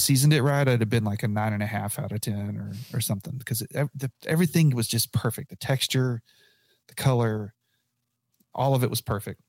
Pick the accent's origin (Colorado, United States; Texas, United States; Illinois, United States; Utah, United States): Texas, United States; Abilene; now in Lubbock, United States; I grew up in Abilene